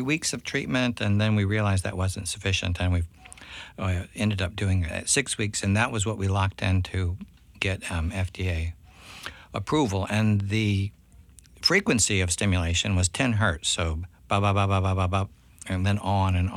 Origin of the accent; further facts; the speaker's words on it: Columbia, South Carolina, United States; now in Charleston, United States; it's back to my hometown now